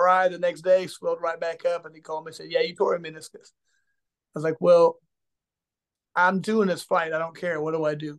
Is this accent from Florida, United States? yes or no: no; Indianapolis, Indiana, United States; my hometown